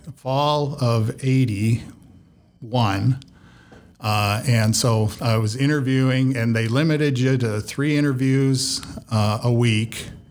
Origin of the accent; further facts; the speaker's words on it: Dubuque, Iowa, United States; Dubuque, Iowa. I'm one of seven kids.